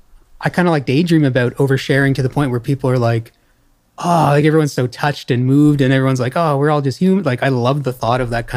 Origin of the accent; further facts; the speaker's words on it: Sussex, New Brunswick, Canada; also born or lived in Montreal; now in Saint John, Canada; Yeah, well, so I moved back to Sussex after Montreal.